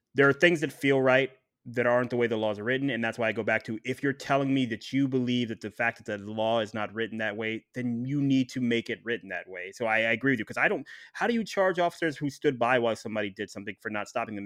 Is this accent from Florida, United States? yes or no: no; Ohio, United States; moved away; I'm from Ohio originally